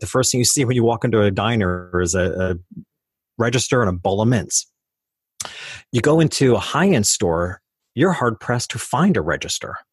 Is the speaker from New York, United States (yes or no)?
yes; New York, United States; I started out in my hometown. which was a lower middle class community about two hours north of New York City